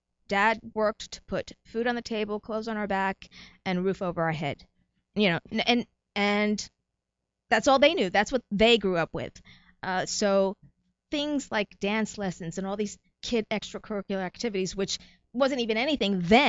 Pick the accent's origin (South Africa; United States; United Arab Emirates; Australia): United States; New Jersey; also born or lived in New York / Puerto Rico; Actually, I was not born in Puerto Rico, but my parents were. I was born in New York. So New York born, New Jersey raised, 2 years in Puerto Rico.